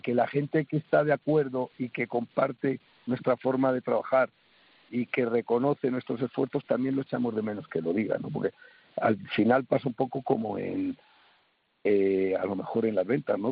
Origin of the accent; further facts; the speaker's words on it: Spain; somos los españoles